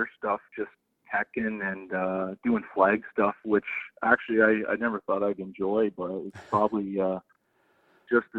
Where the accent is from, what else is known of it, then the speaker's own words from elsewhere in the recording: Ontario, Canada; I'm from Ontario, Canada